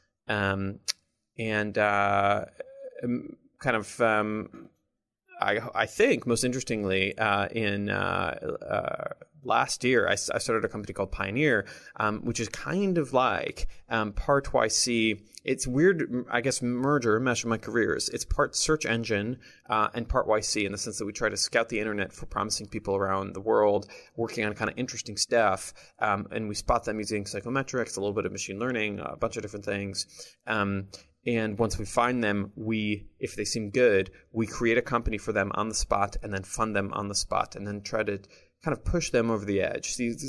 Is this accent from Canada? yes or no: no; Jerusalem, Jerusalem District, Israel; English is a second language; moved away as an adult; now in United States; I'm originally from Jerusalem, Israel. Came out to Silicon Valley when I was, I think, 18 or 19.